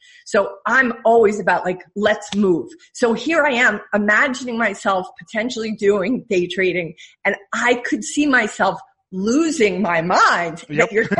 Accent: New York, United States; you know, I'm a New Yorker at heart, right?

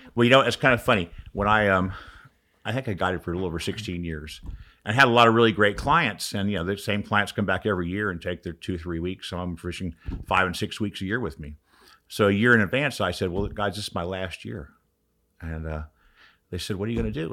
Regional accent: Orlando, Florida, United States; I grew up in Orlando, but I was in the Keys

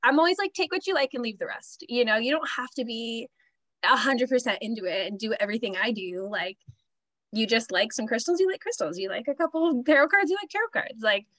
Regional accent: California, United States; Like, I was born and raised in Southern California.

